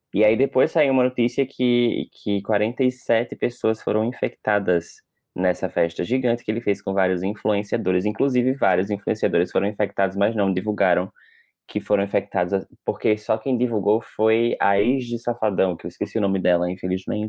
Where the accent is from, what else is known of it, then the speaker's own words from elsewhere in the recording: Northeast Brazil, Brazil; eu sou nordestino